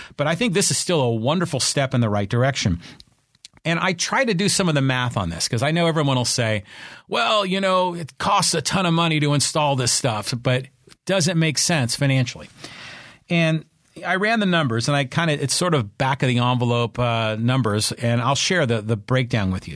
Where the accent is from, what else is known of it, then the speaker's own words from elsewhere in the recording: Poway, California, United States; my hometown here, the city of Poway